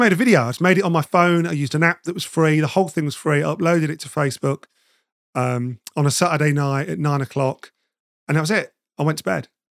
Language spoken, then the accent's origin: English; Nottingham, East Midlands, United Kingdom; moved away as an adult; also born or lived in London; I'm originally from Nottingham, and I'd moved down to London